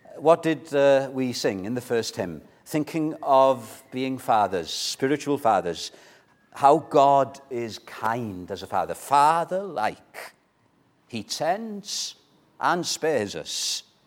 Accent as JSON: {"language": "English", "area": "Welsh", "region": "Wales", "country": "United Kingdom", "said": "we're Welsh"}